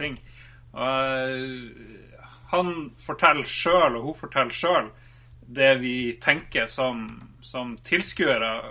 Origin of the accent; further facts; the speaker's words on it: Norway; vi er fra Norge